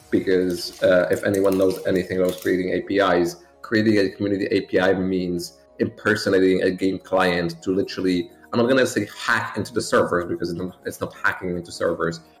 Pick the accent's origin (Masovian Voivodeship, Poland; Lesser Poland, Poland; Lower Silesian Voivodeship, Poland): Masovian Voivodeship, Poland; Warsaw; the capital of Poland, and I've lived here ever since. I did move like just, I, I didn't move cities.